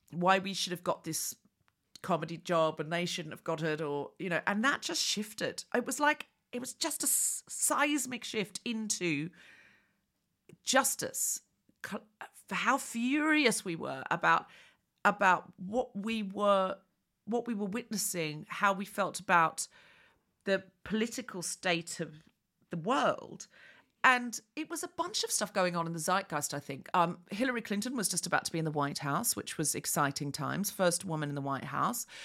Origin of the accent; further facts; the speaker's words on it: Sydney, New South Wales, Australia; I am definitely Sydney.